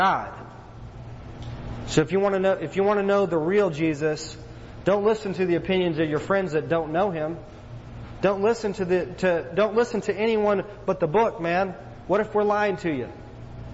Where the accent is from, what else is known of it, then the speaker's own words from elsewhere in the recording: East Texas, United States; growing up in East Texas, man, in the Bible Belt